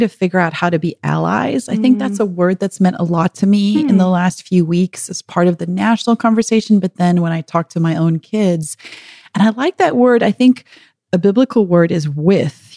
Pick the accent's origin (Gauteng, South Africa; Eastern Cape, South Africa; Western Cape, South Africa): Gauteng, South Africa; Pretoria; moved away as an adult; now in United States; growing up in South Africa